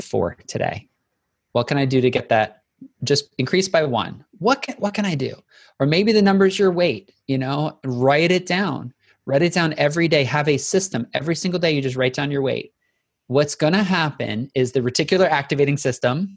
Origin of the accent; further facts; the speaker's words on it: the South, United States; I'm from the South, so we have to say y'all